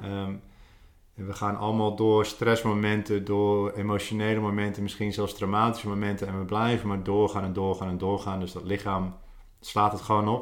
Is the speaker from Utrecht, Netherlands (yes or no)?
no; Goes, Zeeland, Netherlands; moved away as an adult; also born or lived in Australia; Geboren en getogen in Goes, de uithoek van Nederland, mm. Zeeland